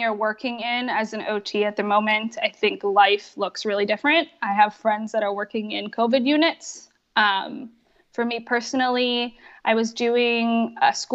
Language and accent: English; Pennsylvania, United States; moved away as an adult; also born or lived in California; I moved across the country from California back to Pennsylvania where I grew up.